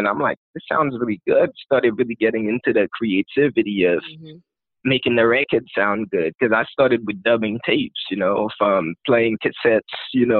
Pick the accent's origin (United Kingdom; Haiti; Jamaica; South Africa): Haiti; first language Haitian Creole; English is a second language; now in United States; I was raised and I grew up in Haiti.